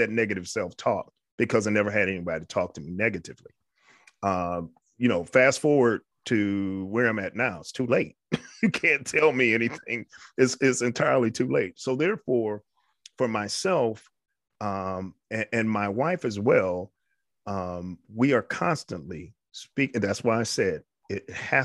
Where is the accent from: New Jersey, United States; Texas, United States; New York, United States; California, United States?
New York, United States; I was raised in New York. I had a wonderful, wonderful childhood.